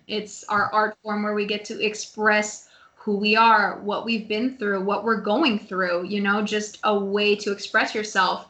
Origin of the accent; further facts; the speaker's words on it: Seattle, Washington, United States; I grew up in Seattle. And I lived, like, specifically in the Bothell area